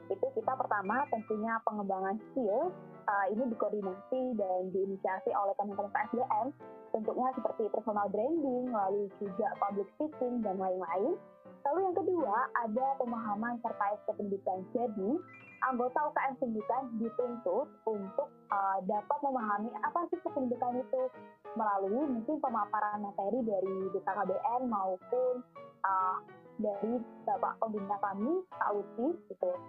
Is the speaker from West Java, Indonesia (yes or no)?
no; Surabaya, East Java, Indonesia; Oke, aku uh, asal Surabaya.